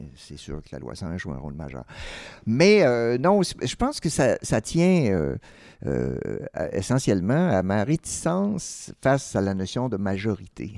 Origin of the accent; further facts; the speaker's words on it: Quebec, Canada; je suis québécois, mais être québécois de naissance